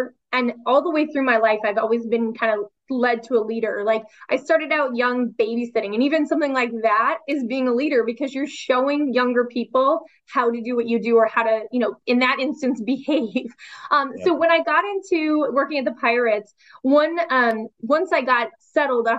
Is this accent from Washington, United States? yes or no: yes; Seattle, Washington, United States; I grew up in Seattle.